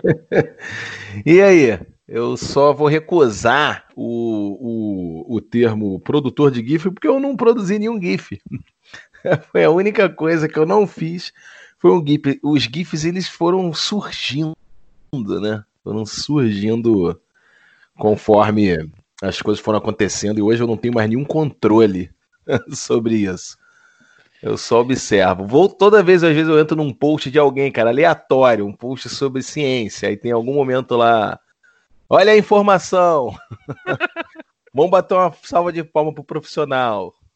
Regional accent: Niterói, Rio de Janeiro, Brazil; eu sou de Niterói

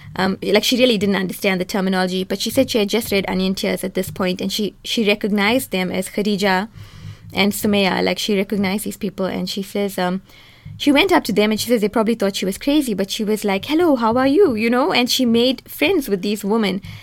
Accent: South Africa; I'm a South African woman, I'm a Muslim woman, I'm an Indian woman

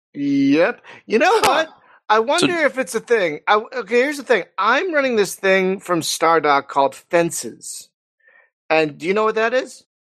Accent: Philadelphia, Pennsylvania, United States; accent: East Coast; now in California, United States; I live in California, but I'm from Philadelphia.

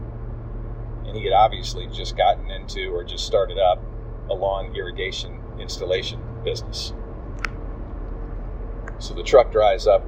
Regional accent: Atlanta, Georgia, United States; we were from Atlanta.

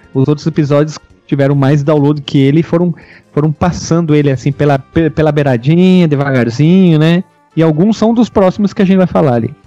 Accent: South Region, Brazil; eu sou do Sul também

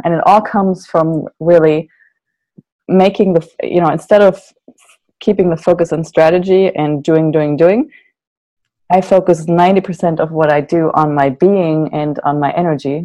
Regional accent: Germany; now in Santa Barbara, United States; I'm from Germany originally. So all my family is still in Germany. I live in Santa Barbara.

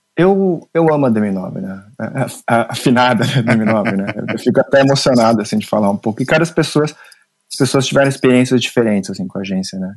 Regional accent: Mogi das Cruzes, São Paulo, Brazil; eu nasci em Mogi das Cruzes

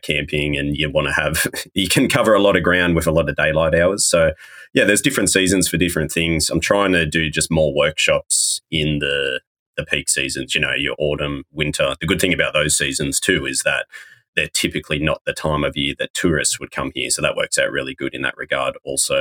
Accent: Australia; moved away as an adult; now in New Zealand; I'm from Australia originally, but I fell in love with New Zealand the first time I came here and it felt more like home to me than where home technically was. So I had to move here.

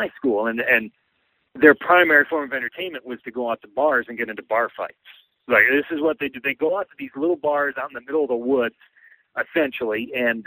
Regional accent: upstate New York near Utica, United States; I grew up there and went to a tiny little school in upstate New York near Utica

